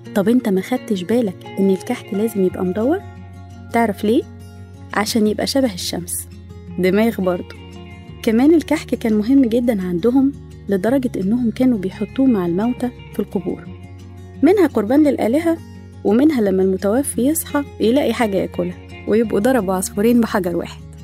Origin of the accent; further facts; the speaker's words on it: Egypt; وإحنا كمصريين محبين للأكل